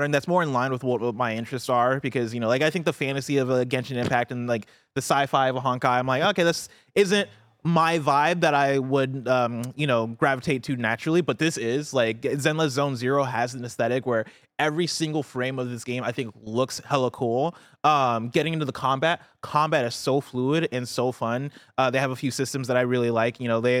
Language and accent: English; Champaign, Illinois, United States; I grew up in Illinois and like Champaign, Illinois, which is fairly diverse, right? But even in Champaign, I always felt like I had this singular experience of like growing up in the U.S. with the parents that moved here from Nigeria.